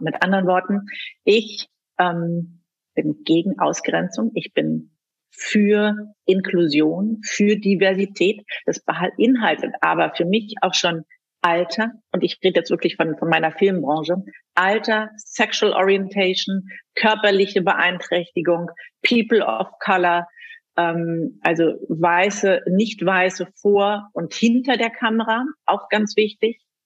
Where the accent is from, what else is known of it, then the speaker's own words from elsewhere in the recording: Germany; also born or lived in Ethiopia / Berlin; Ich bin in Äthiopien geboren, lebe seit meinem zweiten Lebensjahr mit meinen Eltern in Deutschland